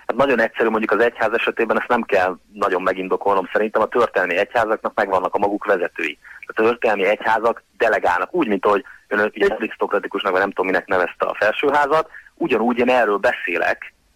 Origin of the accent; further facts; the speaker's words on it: Hungary; nekem magyar állampolgárságom van, magyar vagyok